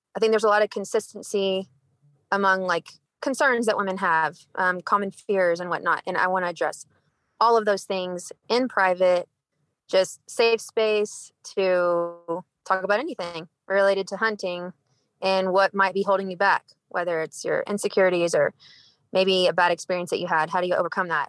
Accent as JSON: {"language": "English", "region": "Texas", "country": "United States", "tie": "born or raised there", "moved": "as an adult", "lives_now": "Cedar City, United States", "said": "born and raised in Texas"}